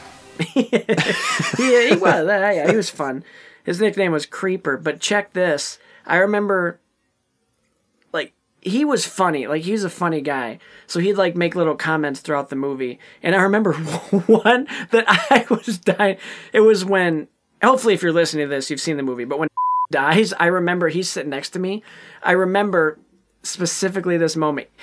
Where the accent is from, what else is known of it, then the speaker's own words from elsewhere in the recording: Ionia, Michigan, United States; I was at the Ionia Theater in my hometown of Ionia, Michigan